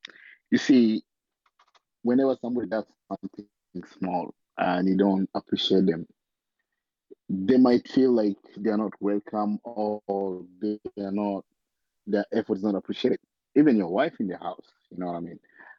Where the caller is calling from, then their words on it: Sydney, New South Wales, Australia; I'm joining you guys from Australia, Sydney.